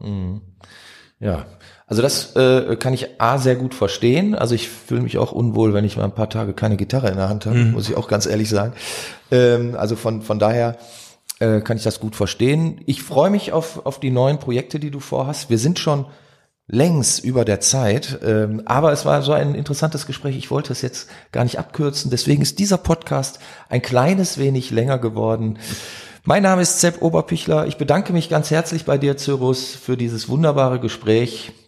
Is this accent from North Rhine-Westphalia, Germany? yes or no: yes; Duisburg, North Rhine-Westphalia, Germany; bin ich in Meiderich groß geworden, also kenne auch den Norden sehr gut